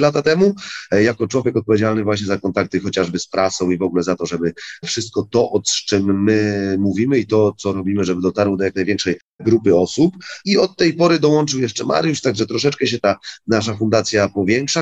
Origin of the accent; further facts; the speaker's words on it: Wrocław, Lower Silesian Voivodeship, Poland; jesteśmy z Wrocławia